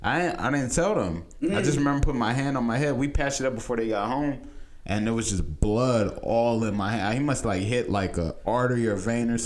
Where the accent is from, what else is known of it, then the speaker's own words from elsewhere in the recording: Nigeria; because I'm Nigerian, we all Nigerian in my family